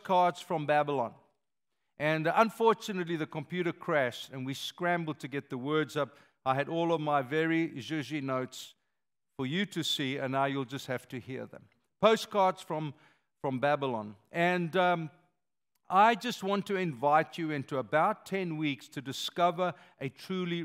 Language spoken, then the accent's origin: English; South Africa; moved away; I am a South African